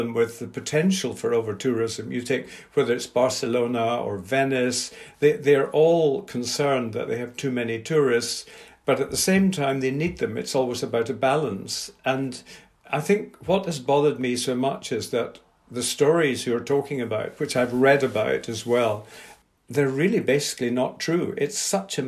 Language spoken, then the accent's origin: English; Scotland, United Kingdom; I'm Scottish.